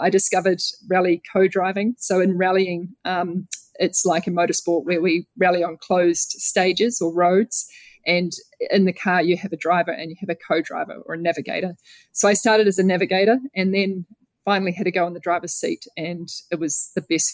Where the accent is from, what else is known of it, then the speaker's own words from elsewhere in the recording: New Zealand; Growing up in New Zealand